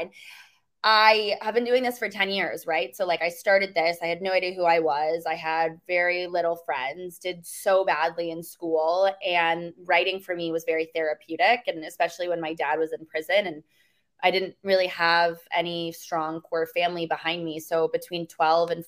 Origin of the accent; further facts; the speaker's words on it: Mansfield, Connecticut, United States; I'm originally from a super small town in Eastern Connecticut called Mansfield. Grew up with no money, no connections.